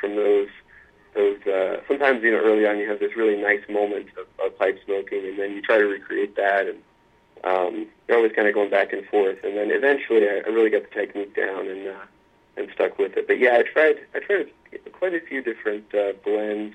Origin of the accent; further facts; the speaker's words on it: Luray, Virginia, United States; I am from Virginia. I grew up in a small town called Luray, Virginia